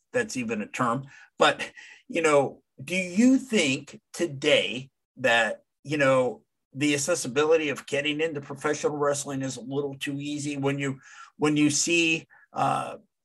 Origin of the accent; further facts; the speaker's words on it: Dallas, Texas, United States; when I grew up in the Dallas area